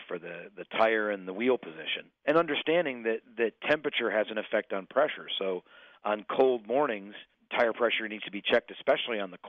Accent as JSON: {"language": "English", "region": "Illinois", "country": "United States", "said": "I'm from Illinois"}